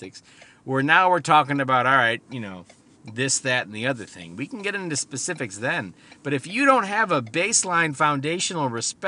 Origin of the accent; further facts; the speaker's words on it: Midwest, United States; I'm from the Midwest